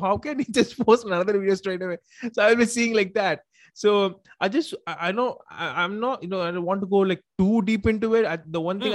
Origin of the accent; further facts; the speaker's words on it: Tamil Nadu, India; I'm mm. from uh, you know India. I'm from Tamil Nadu actually, so I speak Tamil and everything